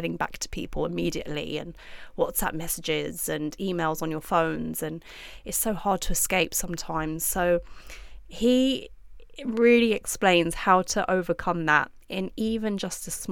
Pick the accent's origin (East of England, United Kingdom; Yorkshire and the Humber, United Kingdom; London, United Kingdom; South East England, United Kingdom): London, United Kingdom; moved away; also born or lived in Dubai; I'm from London